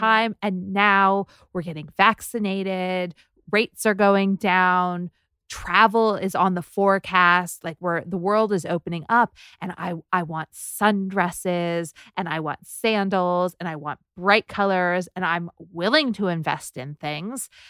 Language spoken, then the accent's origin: English; Southern California, United States; also born or lived in New York; now in Los Angeles, United States; I'm from Southern California